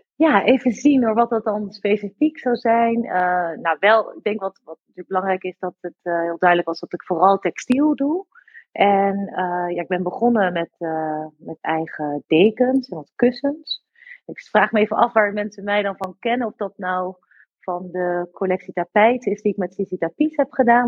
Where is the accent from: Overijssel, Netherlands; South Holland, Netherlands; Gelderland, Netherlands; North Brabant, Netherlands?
Gelderland, Netherlands; Harderwijk; moved away; ik kwam uit Harderwijk